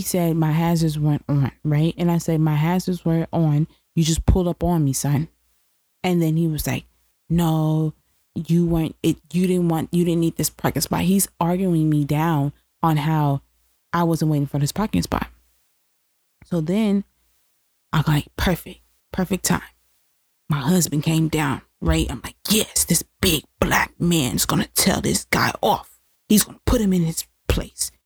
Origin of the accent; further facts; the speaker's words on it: New York, United States; being a New Yorker